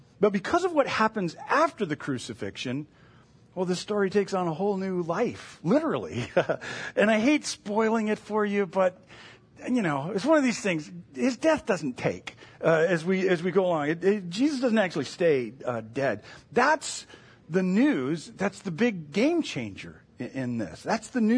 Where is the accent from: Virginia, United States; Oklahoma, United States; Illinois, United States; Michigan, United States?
Michigan, United States; moved away; also born or lived in Indiana; I grew up in Michigan